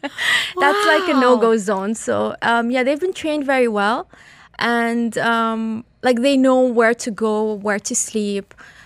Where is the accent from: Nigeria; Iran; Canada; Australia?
Iran; now in Dubai, United Arab Emirates; Hi, I'm originally Iranian, but I've been in Dubai for over 36 years.